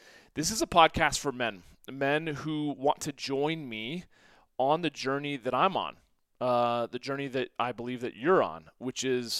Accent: St. Louis, Missouri, United States; my story was that, you know, I grew up in the Midwest, primarily in St. Louis

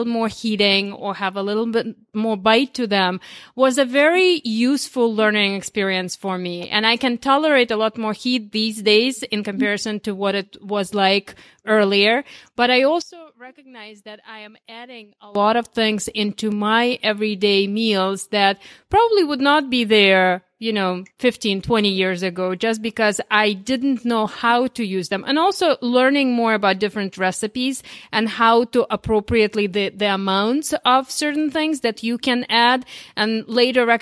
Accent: Ukraine; now in United States; I came originally from, I was born in Ukraine

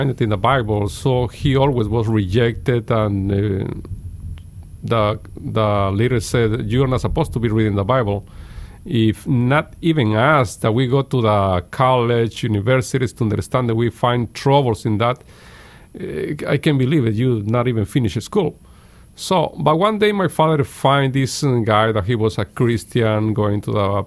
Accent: Guatemala; English is a second language; now in United States; I was at the age of maybe 4 or 5 years old in Guatemala

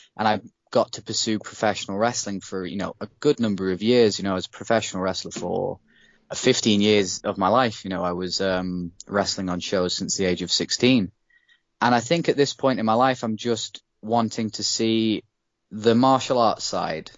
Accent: United Kingdom; being a British person

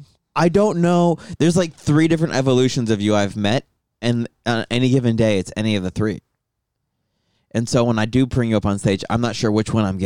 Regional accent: Tucson, Arizona, United States; I grew up in Tucson, Arizona.

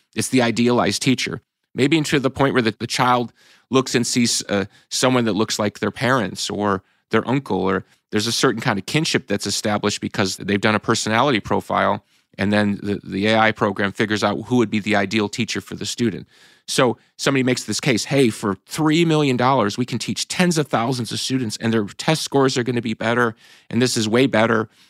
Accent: Chicago, Illinois, United States; we're from Chicago.

